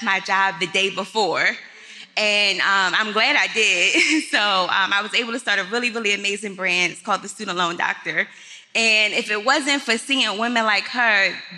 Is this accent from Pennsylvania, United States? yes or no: yes; Philadelphia, Pennsylvania, United States; I'm from Philly